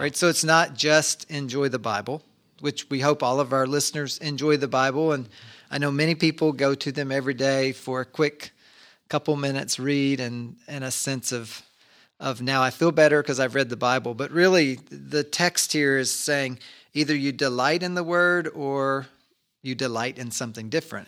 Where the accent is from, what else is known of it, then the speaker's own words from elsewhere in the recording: Kentucky, United States; we grew up in Kentucky and our family often would make homemade ice cream